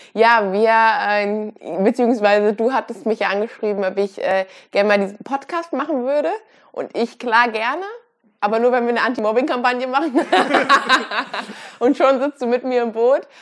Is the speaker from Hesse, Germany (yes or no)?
yes; Kassel, Hesse, Germany; ich komme aus Deutschland, bin auch hier groß geworden